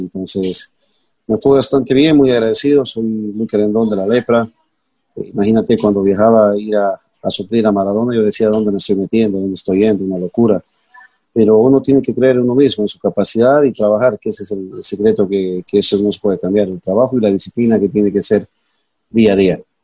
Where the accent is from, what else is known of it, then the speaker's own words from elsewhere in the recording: Bolivia; como boliviano